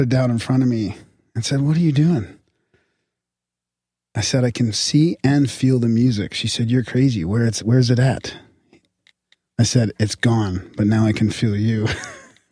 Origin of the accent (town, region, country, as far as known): Canada